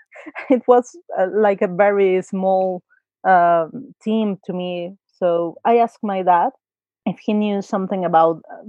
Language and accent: English; Mexico City, Mexico; I'm from Mexico City